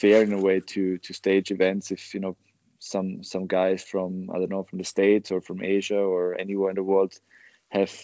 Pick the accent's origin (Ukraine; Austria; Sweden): Austria; Oberwart, Burgenland; English is a second language; Oberwald is my hometown where I grew up